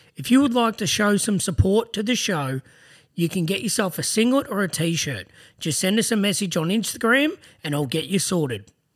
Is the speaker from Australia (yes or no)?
yes; Greensborough, Victoria, Australia; I was born in Greensboro too.